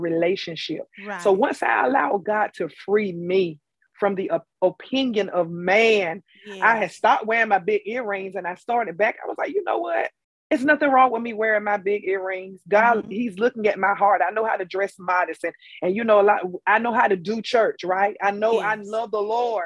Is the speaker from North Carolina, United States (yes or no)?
yes; Tarboro, North Carolina, United States; I am from Tarboro, North Carolina, T-Town